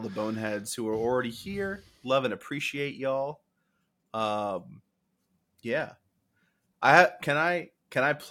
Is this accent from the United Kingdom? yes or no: no; California, United States; My dad is Mexican, and I'm from California.